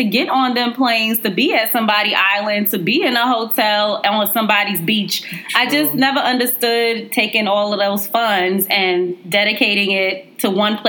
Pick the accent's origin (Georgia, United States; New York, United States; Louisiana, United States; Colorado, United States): New York, United States; New York City; growing up in Brooklyn